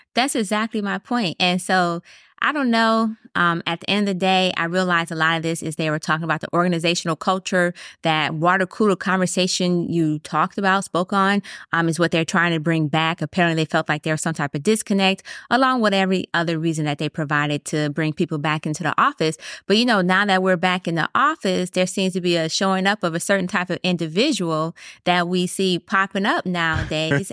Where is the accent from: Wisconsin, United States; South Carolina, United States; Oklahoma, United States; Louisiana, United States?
Wisconsin, United States; moved away; I'm originally from Wisconsin